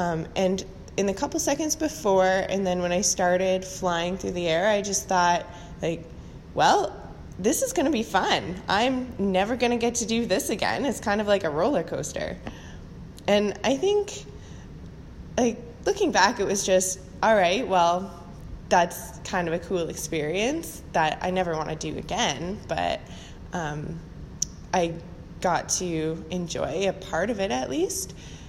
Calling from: Hamilton, Ontario, Canada; I'm calling from Hamilton, Ontario

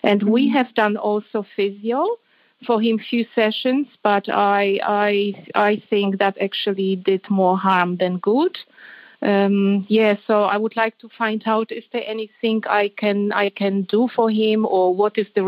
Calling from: Sydney, New South Wales, Australia; I'm calling from Australia, from Sydney.

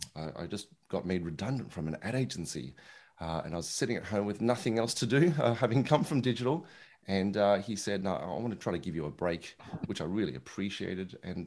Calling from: Melbourne, Victoria, Australia; It's good old, I was going to say sunny Melbourne in Australia, but it's actually quite cold today. So call it cold Melbourne in Australia.

